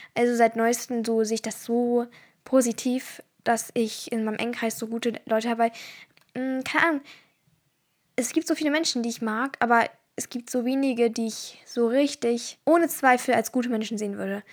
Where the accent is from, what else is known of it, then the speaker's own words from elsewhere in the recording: Turkey; ich bin Türkin